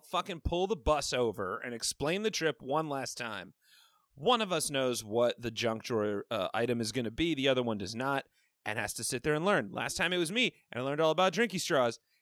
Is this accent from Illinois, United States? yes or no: yes; Evanston, Illinois, United States; I'm from Evanston.